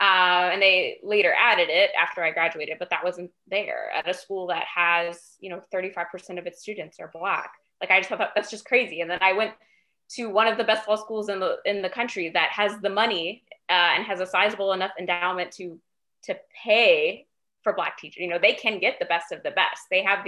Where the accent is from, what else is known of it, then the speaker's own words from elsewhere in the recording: Fayetteville, North Carolina, United States; I grew up in Fayetteville, North Carolina, which is a, you know, we're like 45% Black, just primarily because of the military base.